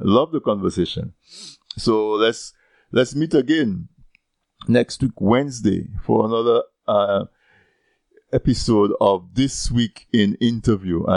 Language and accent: English; Castle Bruce, Dominica; I'm from Castlebruce